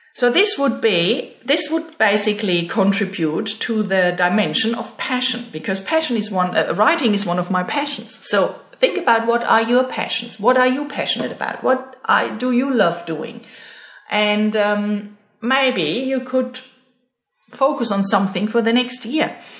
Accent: Germany; moved away as an adult; now in Australia; my German passport

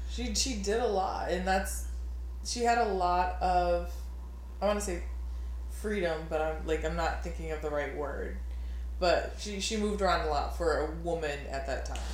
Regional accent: New Orleans, Louisiana, United States; we're both from Louisiana, but you're from like a little farther north, more country than like me, and like the deep south, deep deep south in New Orleans

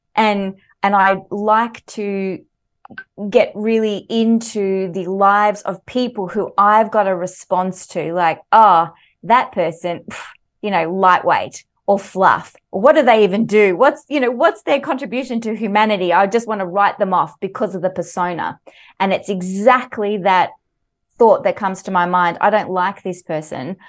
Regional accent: Mornington Peninsula, Victoria, Australia; also born or lived in Sweden; I grew up on the Mornington Peninsula, so there's a lot to love there here in Victoria

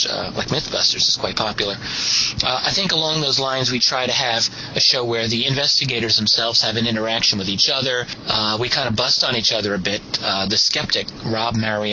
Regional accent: New York City, New York, United States; We're all from Brooklyn.

